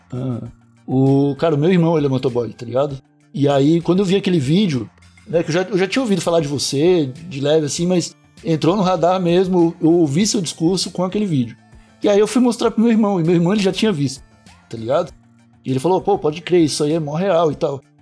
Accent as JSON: {"language": "Portuguese", "region": "South Region", "country": "Brazil", "said": "nós somos sulistas"}